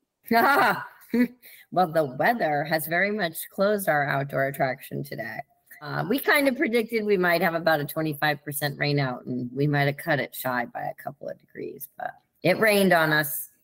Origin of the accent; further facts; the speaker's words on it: Connecticut, United States; also born or lived in Kansas City, Missouri; we quickly transitioned to Connecticut, where I spent my entire childhood